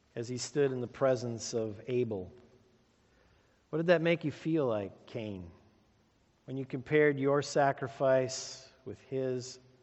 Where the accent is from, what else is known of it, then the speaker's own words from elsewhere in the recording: Sheboygan, Wisconsin, United States; Growing up in Sheboygan, my Uncle Jack was a welder.